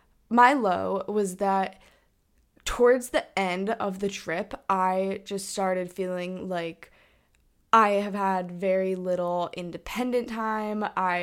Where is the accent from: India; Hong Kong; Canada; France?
Hong Kong; We stayed with our friend Alex, who we mentioned before, we grew up with in Hong Kong.